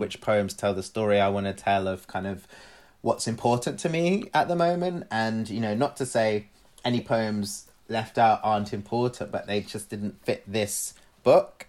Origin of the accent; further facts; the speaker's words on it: London, United Kingdom; also born or lived in Glasgow / Cyprus (family); being away from my family in London and feeling even further removed from my family in Cyprus